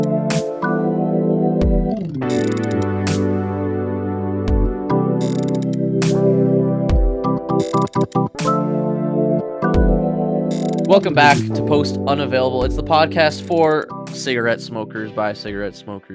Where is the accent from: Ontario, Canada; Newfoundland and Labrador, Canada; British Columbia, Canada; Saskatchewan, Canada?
Ontario, Canada; Southern; we're from South Ontario